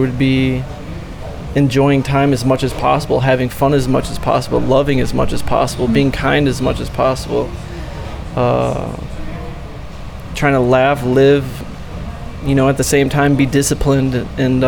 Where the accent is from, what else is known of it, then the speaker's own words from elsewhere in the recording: Detroit, Michigan, United States; my family growing up in Detroit